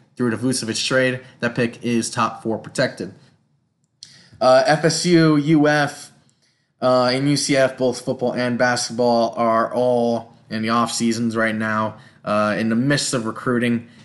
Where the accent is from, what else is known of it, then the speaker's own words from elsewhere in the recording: Jacksonville, Florida, United States; I am from Jacksonville, Florida.